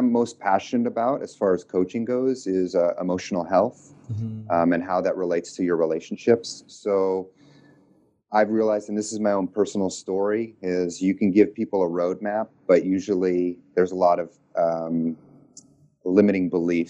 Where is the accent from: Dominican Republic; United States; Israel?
United States; New York; moved away as an adult; also born or lived in Iowa / Nashville, Tennessee / Texas; I grew up on the East Coast, upstate New York. And then I kind of moved around a lot.